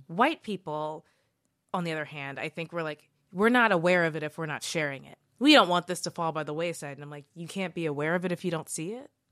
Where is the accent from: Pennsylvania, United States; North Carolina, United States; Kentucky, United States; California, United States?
Kentucky, United States; growing up in Kentucky